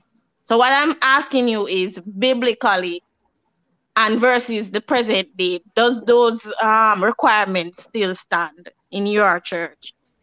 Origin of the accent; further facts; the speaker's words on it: Jamaica; I'm Jamaican, so we talk Creole, but I know the English language.